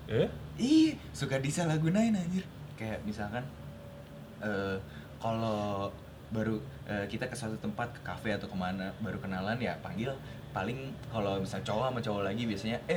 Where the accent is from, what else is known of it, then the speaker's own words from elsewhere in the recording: Bandung, West Java, Indonesia; accent: Sundanese; Karena kita emang asli Bandung. Asli Bandung, Yoi. Asli Bandung Barat